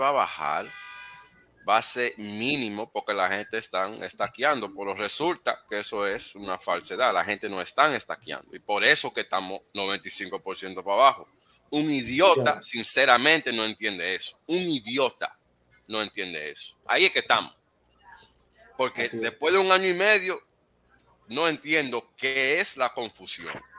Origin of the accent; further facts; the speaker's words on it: New York, United States; yo me crié en Nueva York